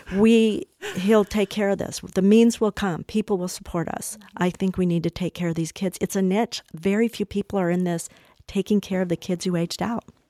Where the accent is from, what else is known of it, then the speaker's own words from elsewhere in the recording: Colorado, United States; also born or lived in Washington, D.C.; I'm from Colorado